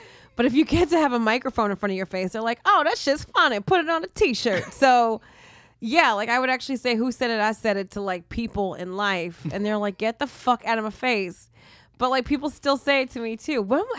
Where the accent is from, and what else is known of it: New Jersey, United States; born or raised there